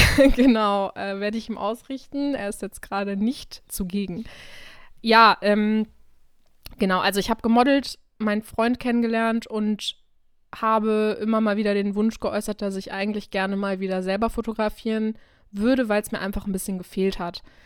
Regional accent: Krefeld, North Rhine-Westphalia, Germany; ich wohne hier eigentlich schon immer, ich bin hier aufgewachsen

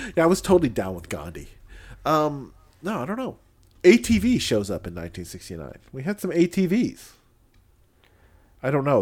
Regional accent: Illinois, United States; I grew up in Illinois twenty years

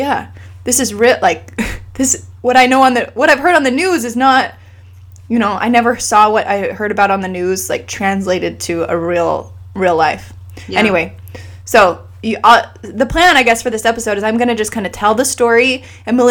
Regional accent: Idaho, United States; also born or lived in Utah; now in San Antonio, United States; I grew up in Idaho too

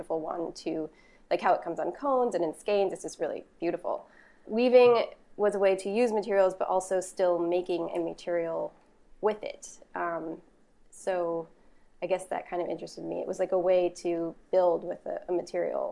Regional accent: Boston, Massachusetts, United States; I was born and raised in Boston, and I was in the Boston public school system all throughout high school

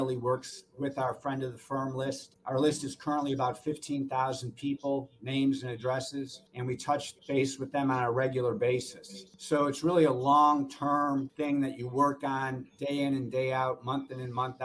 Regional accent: Norfolk, Virginia, United States; I'm from Norfolk, Virginia

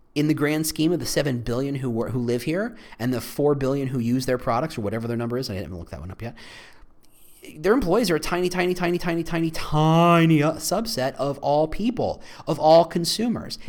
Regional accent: Chicago, Illinois, United States; as a Chicagoan

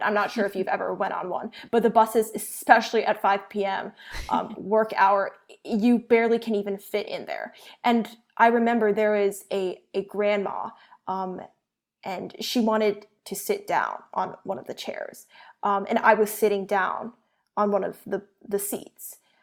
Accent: United States; first language Chinese; I'm Asian American, um, and I, and I was raised speaking Chinese

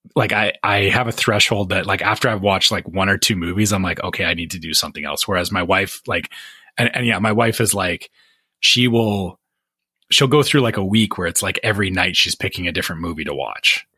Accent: Canada; me being Canadian

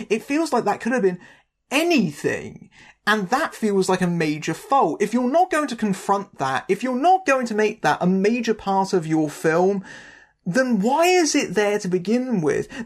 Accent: United Kingdom; I'm a Brit

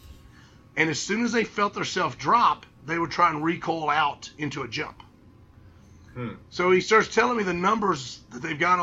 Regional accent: United States; accent: hillbilly; my hillbilly accent

